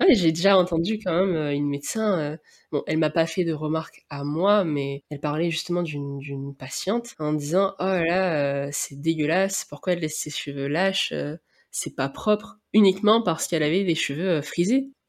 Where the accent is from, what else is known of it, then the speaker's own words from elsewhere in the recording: Réunion, France; c'est le fait que je viens de La Réunion qui est comme ça, c'est assez difficile à savoir.